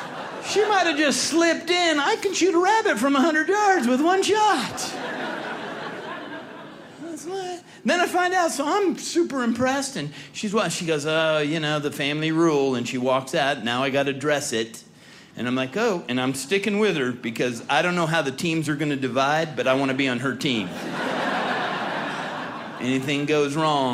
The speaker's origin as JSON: {"language": "English", "region": "California", "country": "United States", "tie": "born or raised there", "said": "I was born and raised in California"}